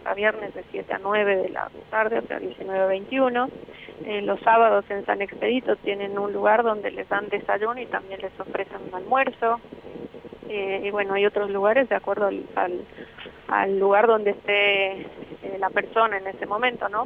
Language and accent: Spanish; Bolivia; moved away as an adult; now in Argentina; yo soy de Bolivia, 10 años estoy ya en la Argentina